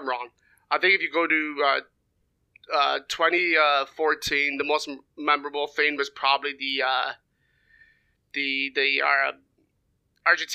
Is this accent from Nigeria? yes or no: no; Canada; being Canadian